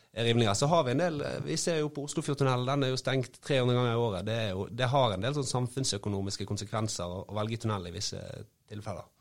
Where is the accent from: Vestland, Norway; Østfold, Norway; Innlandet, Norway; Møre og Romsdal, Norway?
Vestland, Norway; Bergen; som bergenser